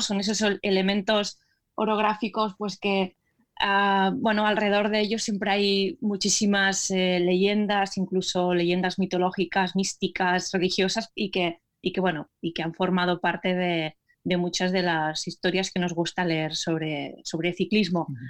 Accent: Terrassa, Catalonia, Spain; mi ciudad de origen, que es Tarrasa

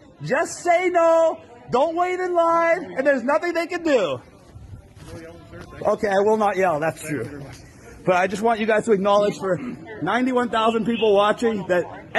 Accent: Canada; And I'm also a Canadian citizen, and this is a violation of our Charter Rights, Section 6, and a violation of the Emergency Act 14.1.

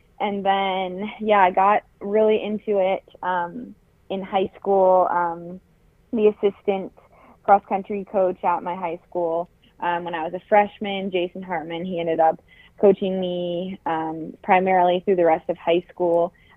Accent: Boulder, Colorado, United States; now in Portland, United States; I'm from Boulder, Colorado

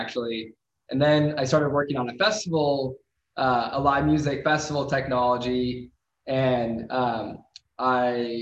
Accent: Midwest, United States; I grew up in the Midwest

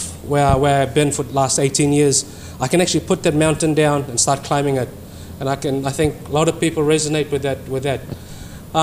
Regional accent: Fiji; moved away as an adult; now in New Zealand; born and bred in Fiji, came to New Zealand some 20 years ago

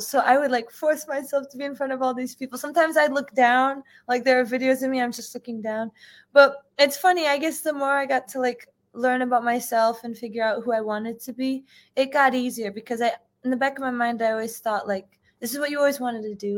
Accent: United States; I'm first generation, so I was born in, in the U.S.

